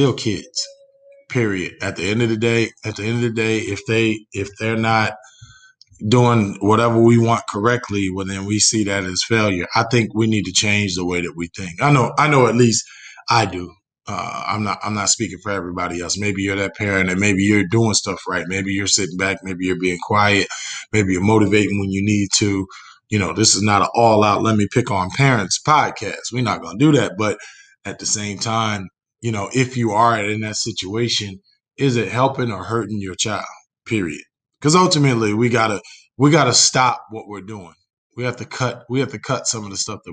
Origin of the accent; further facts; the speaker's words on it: New Jersey, United States; now in Indiana, United States; I'm from New Jersey